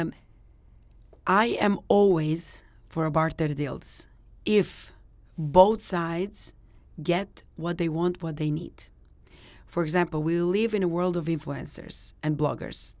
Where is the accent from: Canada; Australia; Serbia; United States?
Serbia; now in Dubai, United Arab Emirates; I'm from Serbia